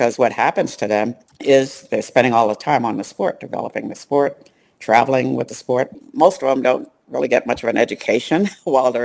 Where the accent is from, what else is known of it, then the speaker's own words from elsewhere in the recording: New York City, New York, United States; moved away as an adult; also born or lived in Ithaca, New York; now in Phoenix, United States; Brooklyn girl. I was born in Canarsie in Brooklyn, so Brooklynites know where that is. But so I grew up in New York City